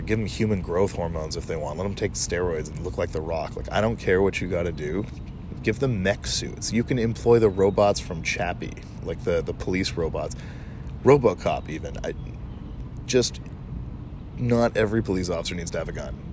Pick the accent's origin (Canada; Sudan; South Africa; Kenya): Canada; I'm a Canadian, a proud Canadian at that.